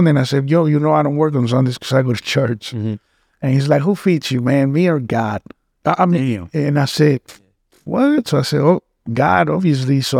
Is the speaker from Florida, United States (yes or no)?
yes; Boca Raton, Florida, United States; moved away as an adult; also born or lived in Mexico / Cancun, Mexico / Utah; now in Miami, United States; I was born in Mexico, but I was raised uh, here in Boca. Okay. I lived in Boca uh, when I was a kid. Then I went back home and I went back to Cancun when I was 20. And I lived there from 20 all the way to 35.